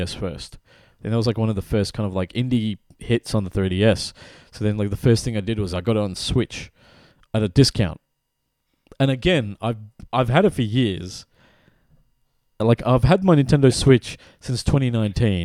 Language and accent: English; West Bengal, India; I'm from the East, So I'm from the region that was called Bengal, which is, like, split across Bangladesh and Calcut, like, West Bengal. So our part of India